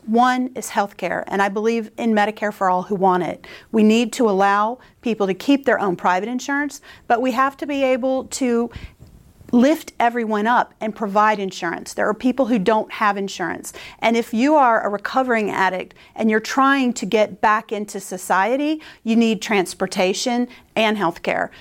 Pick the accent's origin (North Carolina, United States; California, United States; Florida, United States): North Carolina, United States; I grew up in North Carolina